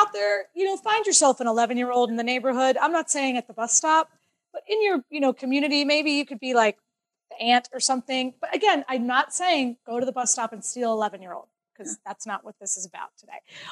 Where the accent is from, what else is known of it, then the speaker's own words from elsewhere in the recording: Clearwater, Florida, United States; I grew up in Clearwater, Florida